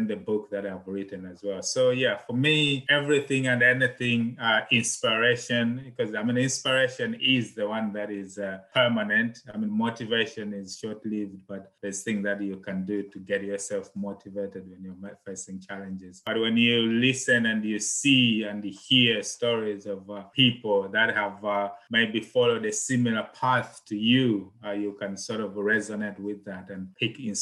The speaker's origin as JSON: {"language": "English", "country": "Malawi", "tie": "born or raised there", "moved": "yes", "said": "I'm originally from Malawi."}